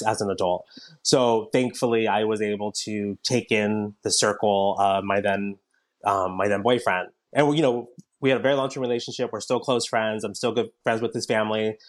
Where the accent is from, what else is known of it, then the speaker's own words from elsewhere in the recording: Southern California, United States; I grew up in Southern California, where it's very diverse